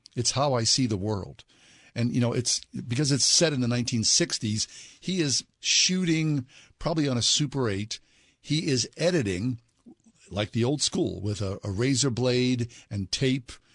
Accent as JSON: {"language": "English", "town": "Swissvale", "region": "Pennsylvania", "country": "United States", "tie": "born or raised there", "said": "I grew up in Swissvale"}